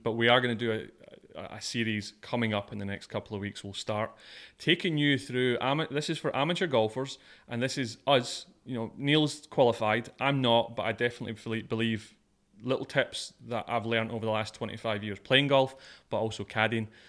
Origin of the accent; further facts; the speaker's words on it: Scotland, United Kingdom; moved away; I'm Scottish